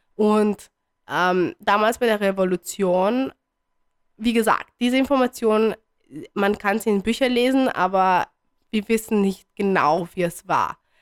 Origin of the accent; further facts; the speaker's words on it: Bucharest, Romania; moved away; ich wurde in Bukarest geboren.